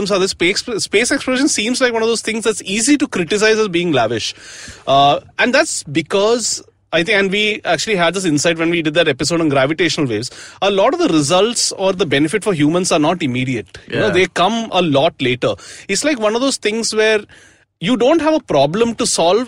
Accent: Mumbai, Maharashtra, India; I'm from Bombay

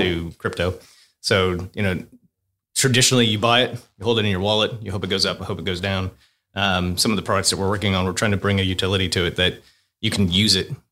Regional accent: United States; moved away as an adult; also born or lived in Australia; I'm American, Marine, uh, moved to Australia twenty-one years ago

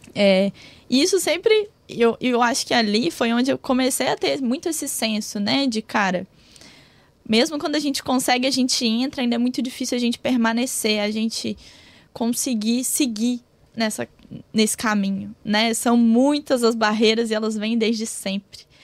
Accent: Minas Gerais, Brazil; moved away; sou de uma cidade muito pequenininha, não sou do Rio, não. Sou, do, sou de Minas.

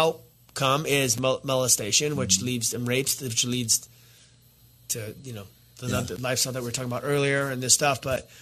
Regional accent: Azusa, California, United States; I remember growing up in the neighborhood we grew up in Azusa.

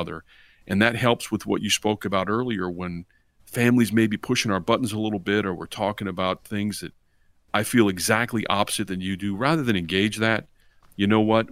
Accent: Virginia, United States; we grew up here in Virginia

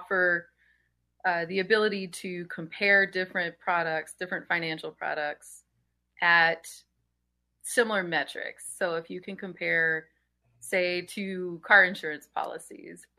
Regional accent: Denham Springs, Louisiana, United States; moved away as an adult; I'm from Baton Rouge, and it's suburb Denham Springs. I lived there until I was about 27 or so

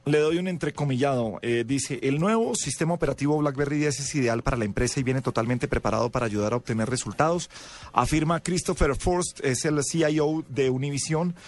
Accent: Colombia; en Colombia estamos acostumbrados a juzgar el teléfono

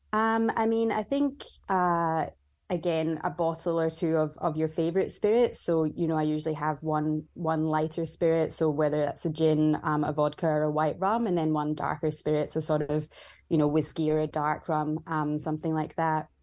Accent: Scotland, United Kingdom; moved away as an adult; also born or lived in Vancouver, Canada; now in Melbourne, Australia; I grew up in Scotland

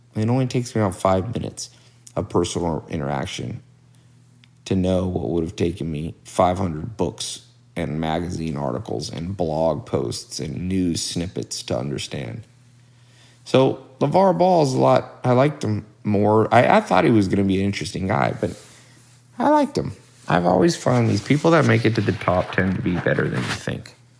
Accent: Long Beach, California, United States; now in Hollywood, United States; I was born in Los Angeles, but not the nice part, not the Hollywood, Beverly Hills part. I was born in Long Beach, and uh, when I was older, adult, I came to Hollywood

